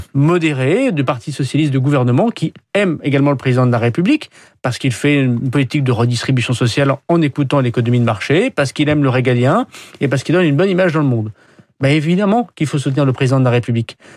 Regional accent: France; nous, les Français

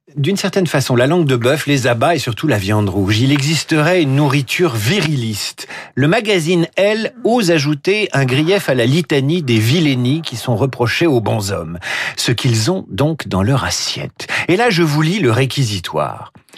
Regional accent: France; Chez nous en France

